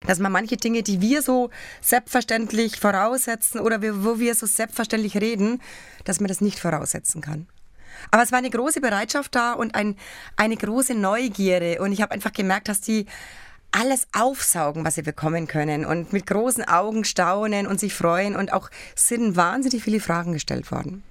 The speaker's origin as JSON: {"language": "German", "country": "Germany", "said": "bei uns in Deutschland"}